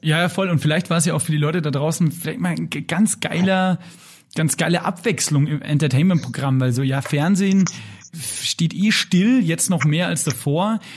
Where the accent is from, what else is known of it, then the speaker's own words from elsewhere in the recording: Lower Bavaria, Germany; ich bin ja Niederbayer